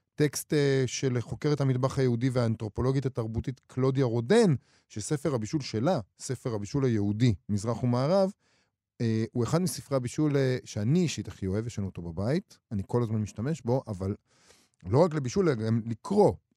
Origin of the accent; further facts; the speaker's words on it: Israel; אנחנו ישראלים